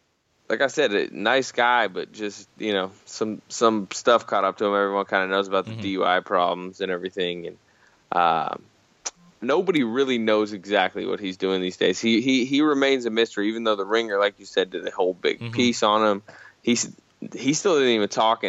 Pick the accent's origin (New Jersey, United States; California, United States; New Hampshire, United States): California, United States; North Bay, Northern; moved away as an adult; also born or lived in Oklahoma; Northern California, actually, the North Bay.